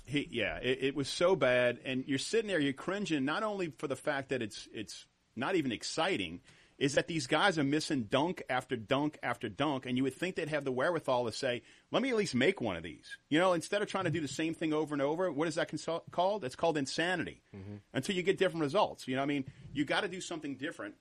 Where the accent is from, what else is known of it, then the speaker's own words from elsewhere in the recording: New Orleans, Louisiana, United States; we're family. and We're all from New Orleans